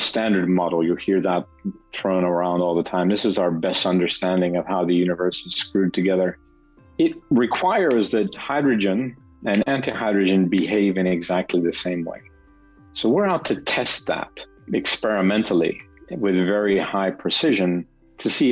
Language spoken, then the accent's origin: English; United States; moved away as an adult; also born or lived in Denmark; now in Geneva, Switzerland; I'm an American, but I've been in Europe for 30 years or so